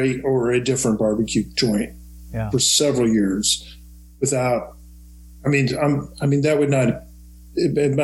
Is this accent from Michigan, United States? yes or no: no; Kansas City, Missouri, United States; growing up in Kansas City